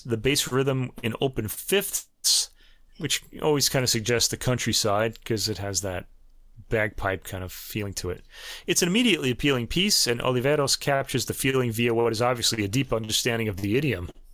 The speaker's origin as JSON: {"language": "English", "region": "New York", "country": "United States", "accent": "New York", "said": "my New York accent?"}